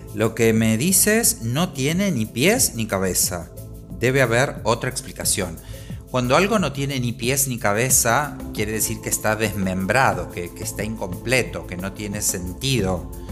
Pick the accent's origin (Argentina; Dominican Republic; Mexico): Argentina; moved away as an adult; now in Spain; soy argentino, aunque vivo en España desde hace varios años